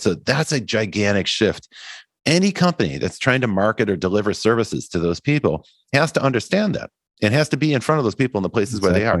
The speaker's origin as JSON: {"language": "English", "region": "Midwest", "country": "United States", "tie": "born or raised there", "said": "as a boy growing up in the Midwest"}